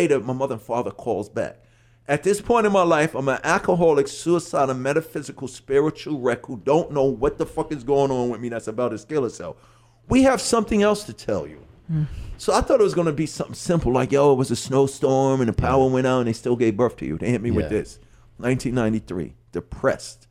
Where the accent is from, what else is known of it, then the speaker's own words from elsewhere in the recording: New York City, New York, United States; from Hollis, Queens, New York.